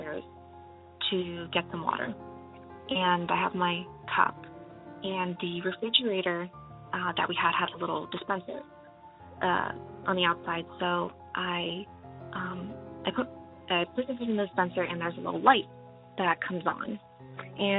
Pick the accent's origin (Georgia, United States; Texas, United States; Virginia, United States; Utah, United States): Virginia, United States; Northern; I'm from Northern Virginia